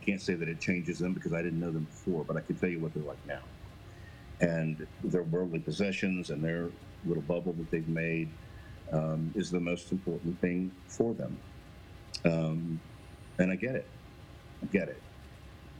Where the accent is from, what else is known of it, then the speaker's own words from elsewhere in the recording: Missouri, United States; moved away as an adult; also born or lived in Nashville; now in Bend, United States; I was born in Missouri, raised in Missouri